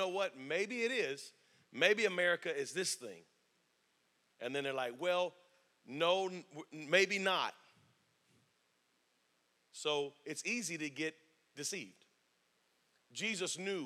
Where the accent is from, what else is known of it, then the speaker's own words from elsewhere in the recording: Spring Lake, North Carolina, United States; also born or lived in Fort Bragg, North Carolina; I was raised on Fort Bragg, lived in Spring Lake, North Carolina my whole life.